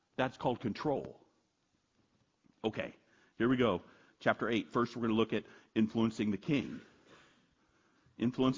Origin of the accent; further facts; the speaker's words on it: United States; I'm an American